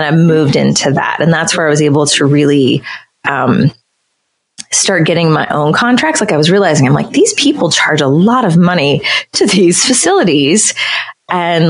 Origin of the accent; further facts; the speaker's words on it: West Virginia, United States; And I'm originally from West Virginia, so I think it's a very rural state